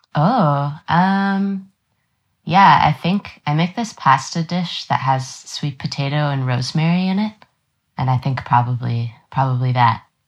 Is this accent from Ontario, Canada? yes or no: yes; Toronto, Ontario, Canada; also born or lived in Halifax / Montreal; I grew up in Toronto